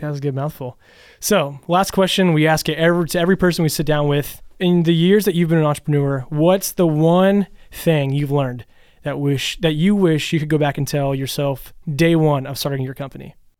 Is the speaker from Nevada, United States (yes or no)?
no; Louisville, Kentucky, United States; I'm from Louisville